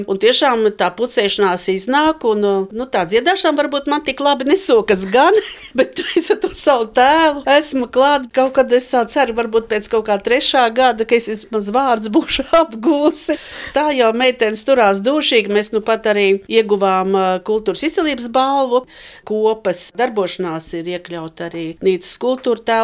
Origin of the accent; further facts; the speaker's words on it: Riga, Latvia; now in Liepaja, Latvia; Nē es īstenībā esmu rīdziniece. Viss man bērnība pagāja pie Jugas ezera, tikai šai pusē, Rīvdabas muzejam pretējā pusē.